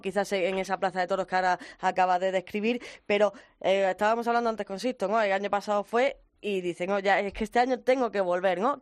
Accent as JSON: {"language": "Spanish", "town": "Granada", "region": "Andalusia", "country": "Spain", "said": "vamos a mi tierra, ¿sí? La Universidad de Granada"}